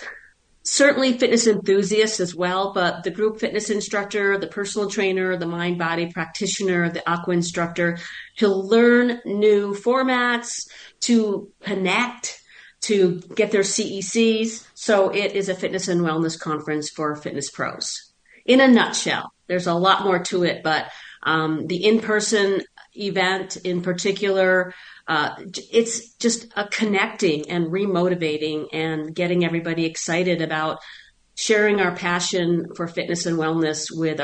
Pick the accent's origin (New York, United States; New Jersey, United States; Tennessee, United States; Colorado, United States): New York, United States; Buffalo; also born or lived in Long Island, New York; now in Phoenix, United States; I'm actually from Buffalo, New York, or I'm from Long Island and then Buffalo, and so once I left, which was over 40 years ago